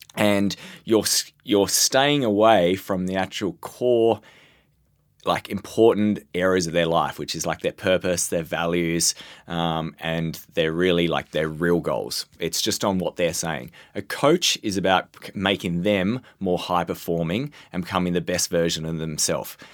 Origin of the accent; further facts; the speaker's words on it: Australia; as the Australian representative